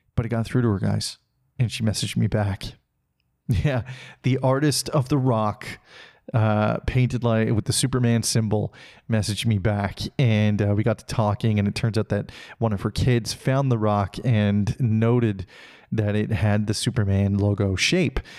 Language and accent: English; Salmon Arm, British Columbia, Canada; moved away; my hometown of Salmonor, British Columbia